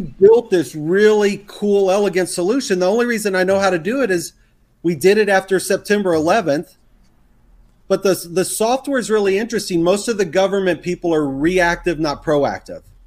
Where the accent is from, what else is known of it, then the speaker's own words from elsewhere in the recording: the South, Texas, United States; accent: Texas; which I grew up in the South. I can throw my Texas accent on if I had to.